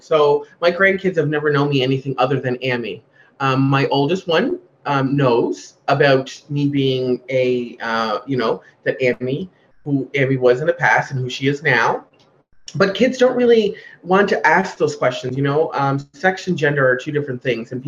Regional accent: Glace Bay, Nova Scotia, Canada; I'm from Glace Bay.

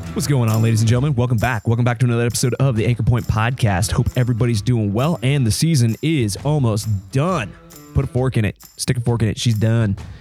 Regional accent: Reno, Nevada, United States; Reno, where my, my hometown

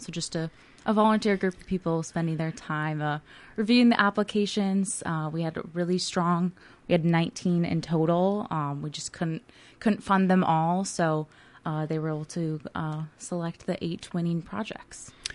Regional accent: Lakeville, Minnesota, United States; I went to Lakeville schools

